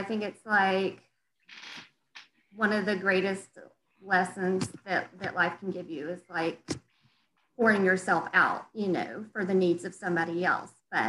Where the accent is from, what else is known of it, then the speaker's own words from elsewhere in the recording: the South, United States; moved away as an adult; also born or lived in Denver, Colorado; I'm from the South